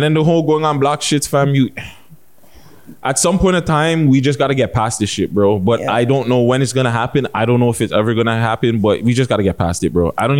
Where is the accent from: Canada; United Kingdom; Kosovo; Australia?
Canada; I'm not Jamaican, guys. Sorry. I'm Canadian, eh?